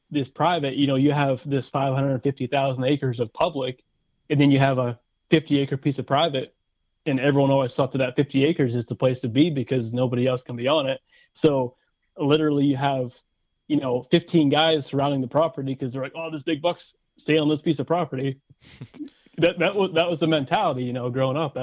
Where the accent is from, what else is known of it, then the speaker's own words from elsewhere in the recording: Forest County, Pennsylvania, United States; also born or lived in Clarion County, Pennsylvania; I live in Clarion County, and I grew up in Forest County